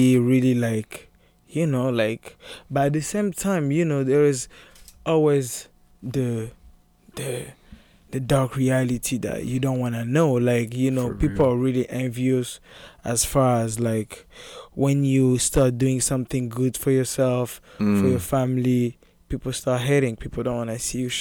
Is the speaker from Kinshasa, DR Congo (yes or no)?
no; Lubumbashi, Haut-Katanga, DR Congo; English is a second language; now in Portland, Maine, United States; I was born and raised in Lubumbashi City.